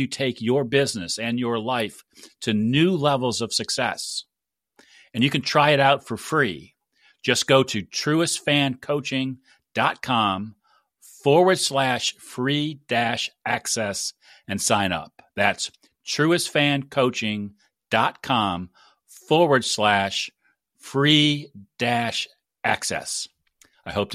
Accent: Northeast Ohio, United States; having been born and raised in Northeast Ohio

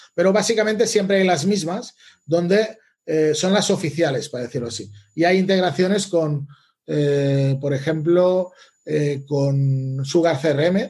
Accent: Les Borges Blanques, Catalonia, Spain; also born or lived in Barcelona; volver a Lleida, a mi ciudad, porque yo soy de Lleida. Bueno, soy de Les Borges Blanques, un pueblo o una ciudad pequeña al lado de, de Lleida

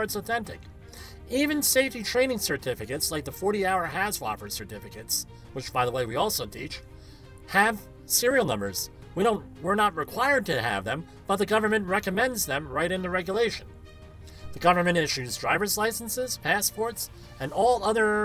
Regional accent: New Jersey, United States; I had been born and raised in New Jersey, attended New Jersey schools exclusively

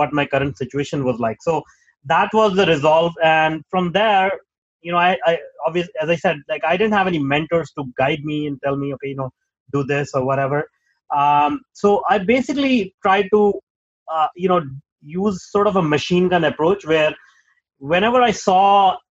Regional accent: Punjab, India; moved away as an adult; I'm from Punjab. I was born in Punjab, the northern part

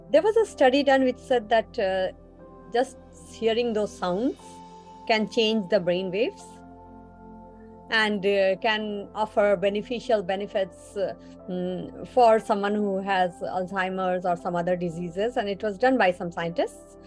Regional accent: Kolkata, West Bengal, India; I'm from Calcutta, so I understand Bengali too

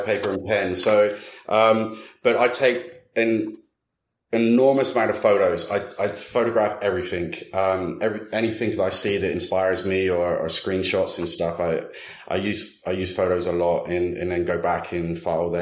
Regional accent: United Kingdom; now in Dallas, United States; being a Brit as well

